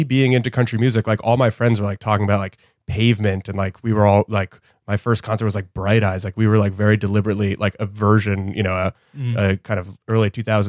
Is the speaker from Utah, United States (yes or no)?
no; Hastings-on-Hudson, New York, United States; I grew up in a town called Hastings-on-Hudson, which is like 15 miles north of Manhattan.